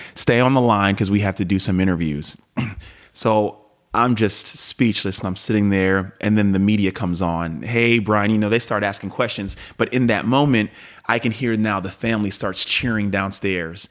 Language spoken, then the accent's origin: English; Pennsylvania, United States; I grew up an Eagles fan, being from Pennsylvania